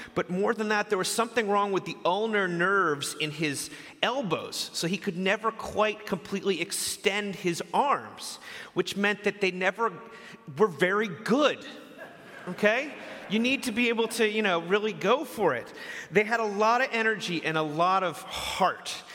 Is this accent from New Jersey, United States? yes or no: no; outside New York City, United States; moved away; I grew up outside New York City